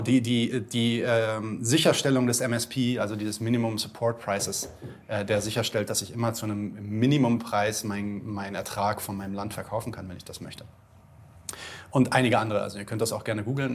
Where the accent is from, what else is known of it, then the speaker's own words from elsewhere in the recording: Germany; bei uns in Deutschland